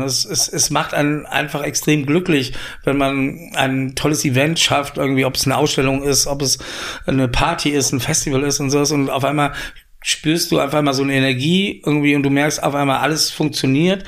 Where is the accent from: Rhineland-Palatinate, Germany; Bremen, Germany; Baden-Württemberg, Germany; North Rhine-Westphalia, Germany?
Rhineland-Palatinate, Germany; Koblenz; moved away as an adult; also born or lived in Paris, France; now in Berlin, Germany; in Koblenz, wo ich herkomme